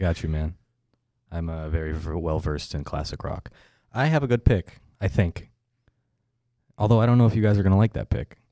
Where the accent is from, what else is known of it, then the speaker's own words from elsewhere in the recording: California, United States; I'm from California